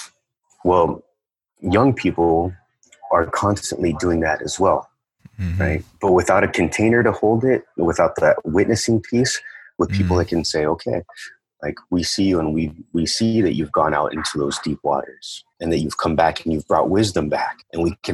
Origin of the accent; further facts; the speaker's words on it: United States; They came to the States. I grew up right on the border. So they came to the States and settled here shortly before I was born